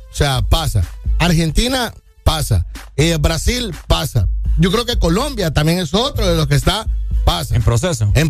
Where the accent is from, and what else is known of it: Honduras